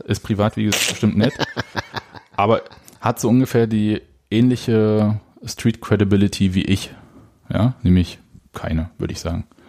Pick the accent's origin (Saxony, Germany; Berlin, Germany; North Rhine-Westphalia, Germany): Saxony, Germany; Leipzig; ich bin Leipziger.